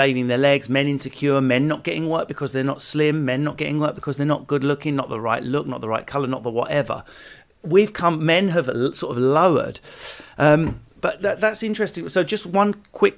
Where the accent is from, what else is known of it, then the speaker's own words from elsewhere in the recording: Essex, East of England, United Kingdom; I come from Essex.